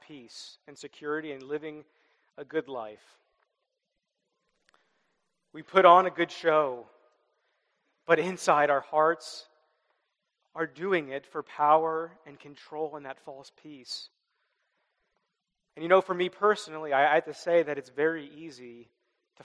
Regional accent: Midwest, United States; I grew up in the Midwest

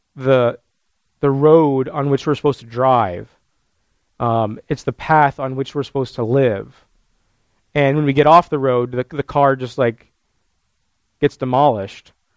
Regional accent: United States; as modern American Christians

